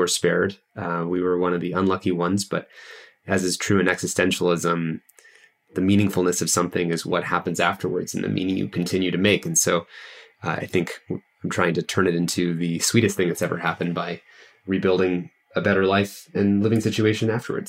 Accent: Santa Rosa, California, United States; I actually moved into my family home that I grew up in Santa Rosa, which is in Sonoma County.

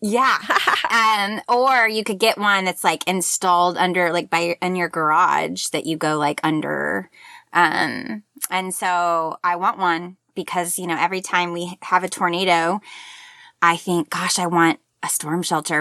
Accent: Tulsa, Oklahoma, United States; also born or lived in Joplin, Missouri; now in Oklahoma City, United States; I was born in Joplin, Missouri, and then my family li-, uh, lived, uh, in Tulsa, and now I live in Oklahoma City with my family

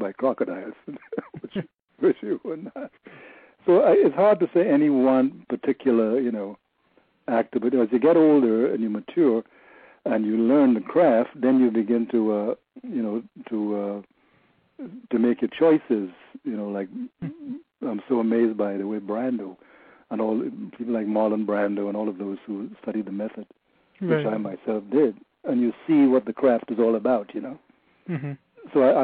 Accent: Trinidad & Tobago; moved away; also born or lived in New York; I'm probably the only one from Trinidad

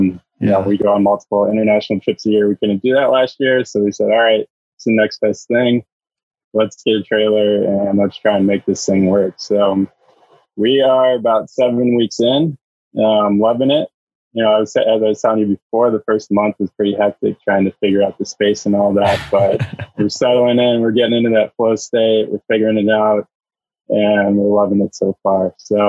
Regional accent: Chicago, Illinois, United States; moved away as an adult; also born or lived in San Diego / Palm Springs; I am originally from Chicago, moved out to San Diego about 5.5 years ago.

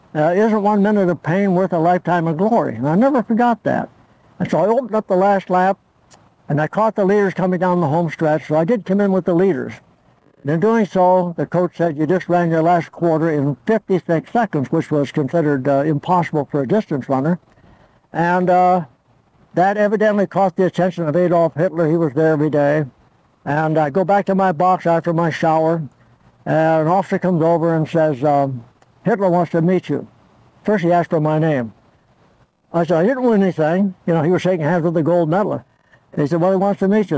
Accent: Torrance, California, United States; English is a second language; also born or lived in Olean, New York; I was born January 26, 1917 in Olean, New York. I moved to California for my health. I had pneumonia. and um, so ever since I was two years old, I lived in uh, Torrance, California, just south of LA, about 20 miles

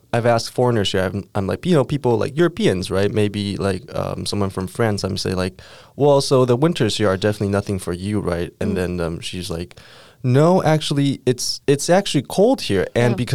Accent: Taipei, Taiwan; growing up in Taipei

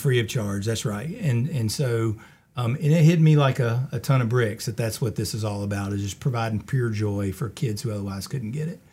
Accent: Colfax, North Carolina, United States; also born or lived in Charlotte / High Point; I grew up in the Colfax area

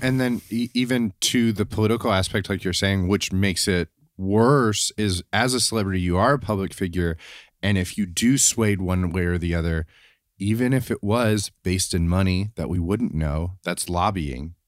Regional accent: Tennessee, United States; growing up where I grew up in Tennessee was really close to where Dolly Parton grew up

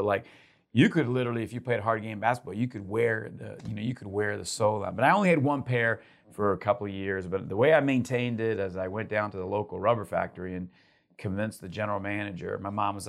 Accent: Uruguay; English is a second language; Grew up in South America and Uruguay.

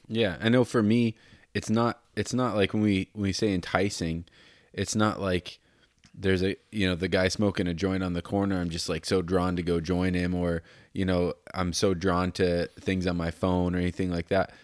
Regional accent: Denver, Colorado, United States; I was born in Denver

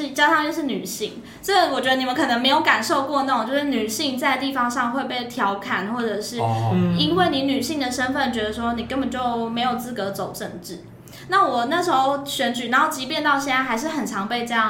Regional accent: Kaohsiung, Taiwan; moved away as an adult; 党团主任就有问我说要不要回我的家乡选举看看。

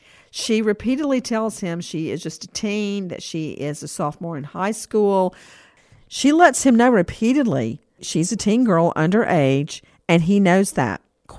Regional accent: Macon, Georgia, United States; moved away; when I grew up in Macon

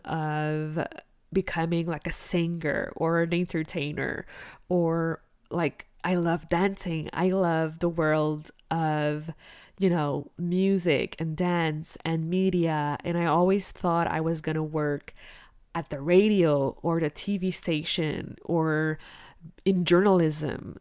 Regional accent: Quebec, Canada; English is a second language; also born or lived in La Romana, Dominican Republic; I was only 1 year old when we moved to Canada to Quebec, the French part of the country. I grew up learning French at school.

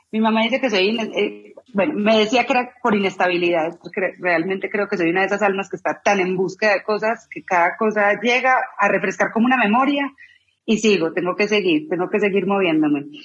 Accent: Medellín, Antioquia, Colombia; born there; Soy colombiana, nací en Medellín, Colombia, si no me siento en el acento, me voy a poner a llorar.

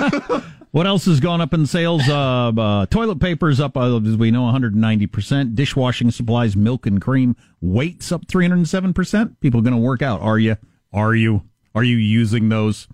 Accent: Wisconsin, United States; One, it's my home state. Two, it's one of my home states.

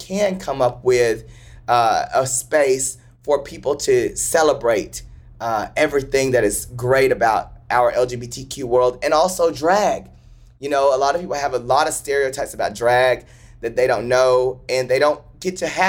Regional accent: Paris, Texas, United States; moved away; I am the kid from Paris, Texas, who grew up wanting to just make people laugh and smile

